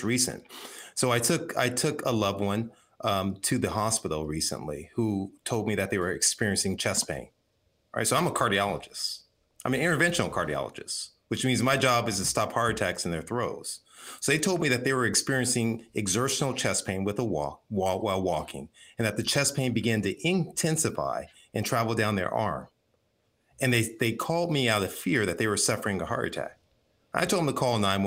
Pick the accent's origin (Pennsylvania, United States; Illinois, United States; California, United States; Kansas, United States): California, United States; Compton; I grew up in Compton.